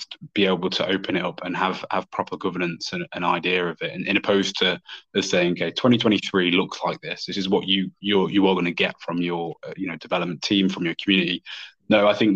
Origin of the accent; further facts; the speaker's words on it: United Kingdom; as two British people